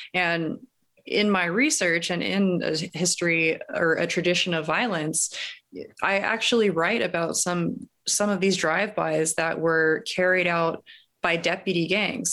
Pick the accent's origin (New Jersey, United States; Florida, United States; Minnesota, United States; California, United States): California, United States; Los Angeles; I grew up in Los Angeles